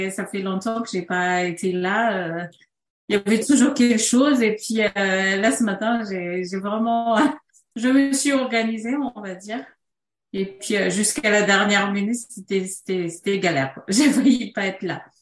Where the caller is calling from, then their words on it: Vanves, Île-de-France, France; Donc moi je suis de Vanves dans le 92. Donc euh, ici pas de soleil, c'est pluie et gris ce matin.